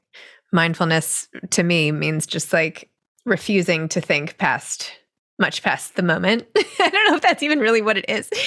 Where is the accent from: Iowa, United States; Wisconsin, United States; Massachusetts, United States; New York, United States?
New York, United States; New York City; as a New Yorker